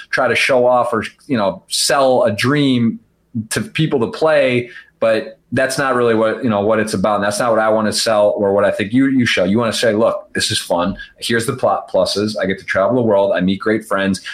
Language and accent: English; Ann Arbor, Michigan, United States; I'm from Ann Arbor, so a couple hours away